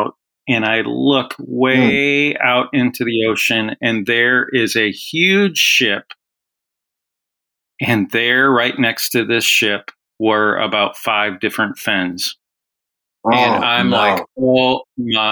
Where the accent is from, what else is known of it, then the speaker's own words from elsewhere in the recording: Illinois, United States; I grew up in Illinois